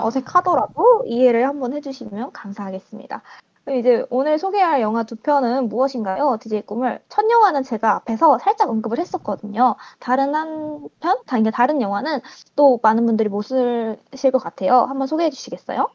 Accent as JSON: {"language": "Korean", "town": "Muan", "region": "South Jeolla", "country": "South Korea", "tie": "born or raised there", "said": "저는 고향이 전라남도 무안이고요."}